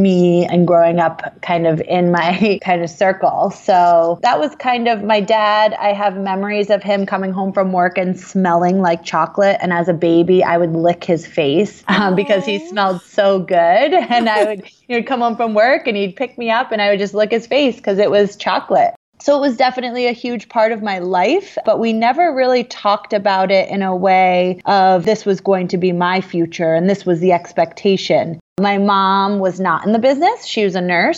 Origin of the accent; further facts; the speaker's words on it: Vermont, United States; also born or lived in New Jersey; we moved from New Jersey to Vermont in 91, I was 6 years old